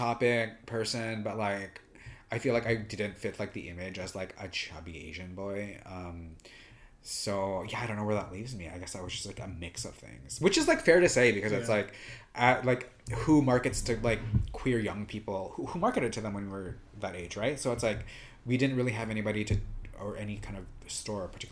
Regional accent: Vancouver, British Columbia, Canada; I'm from Vancouver, Canada

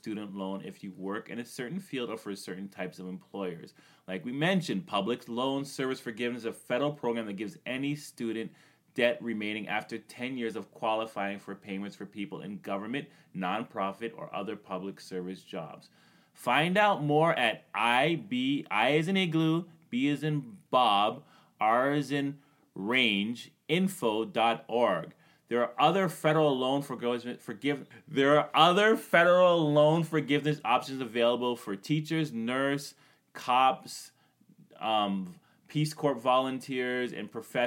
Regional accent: Canada; I'm Canadian

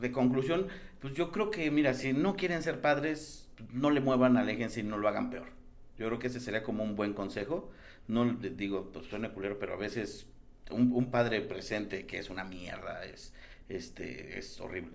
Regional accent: San Luis Potosí, Mexico; now in Mexico City, Mexico; Yo soy de San Luis.

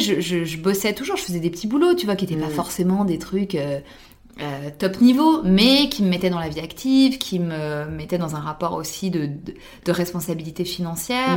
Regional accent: France; en tant que française

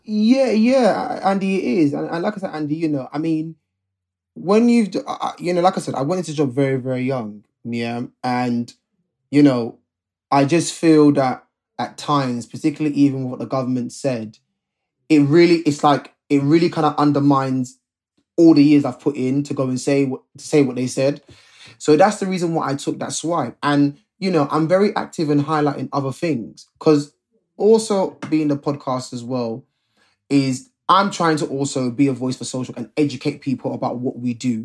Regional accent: London, United Kingdom; Me and Rob are both Londoners. We're both from the Ends

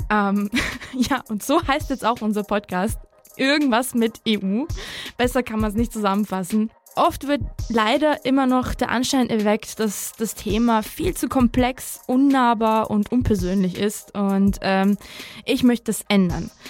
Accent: Osnabrück, Lower Saxony, Germany; also born or lived in Tbilisi, Georgia / Budapest, Hungary / Samtredia, Georgia; Ich bin 1992 in Tiflis geboren, in Budapest, in Samtredia und Osnabrück aufgewachsen groß geworden in verschiedenen Sprachen, Schriften, Kulturen

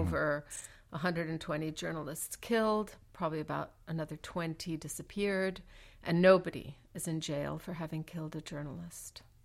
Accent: Mexico City, Mexico; growing up in Mexico City

